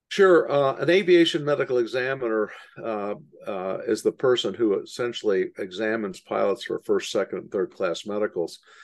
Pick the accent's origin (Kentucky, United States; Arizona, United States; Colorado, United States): Kentucky, United States; Louisville; I grew up in Louisville, Kentucky, right next to Bowman Field